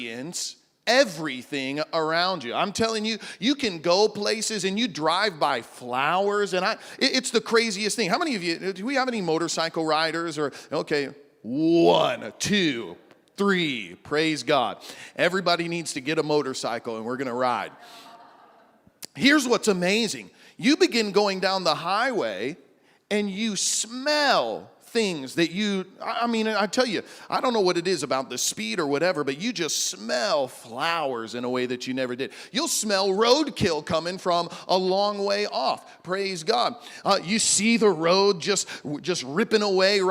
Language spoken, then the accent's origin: English; Midwest, United States; moved away as an adult; now in Big Island, Hawaii, United States; I grew up in the Midwest